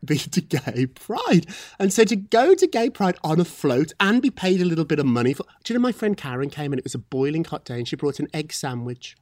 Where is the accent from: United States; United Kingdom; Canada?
United Kingdom; Scotland; I'm from Scotland